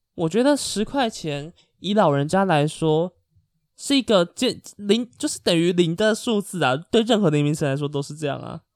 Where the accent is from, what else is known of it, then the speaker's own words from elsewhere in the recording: Taiwan; 我也是台湾人啊